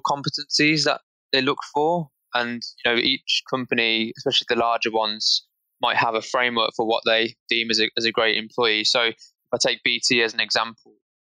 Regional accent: Birmingham, West Midlands, United Kingdom; I'm from Birmingham, which is the second biggest city after London

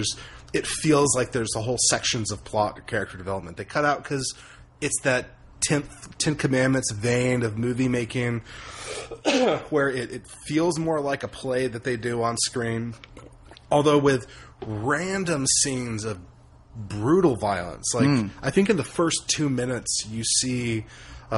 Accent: United States; an American

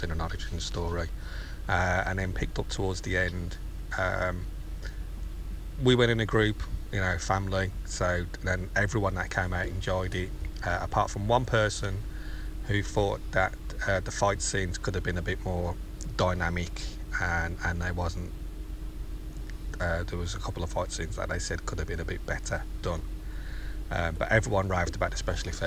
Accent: United Kingdom; I'm a Brit.

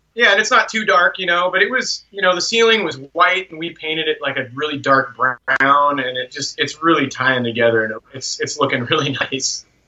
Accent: Vancouver, Washington, United States; also born or lived in Portland, Oregon; I grew up here in Vancouver.

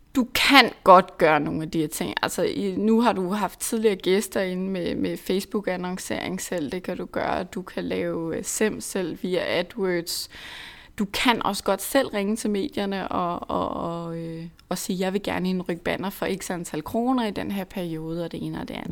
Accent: Lolland, Zealand, Denmark; nu er jeg selv fra Lolland, og mine forældre bor langt ude på landet

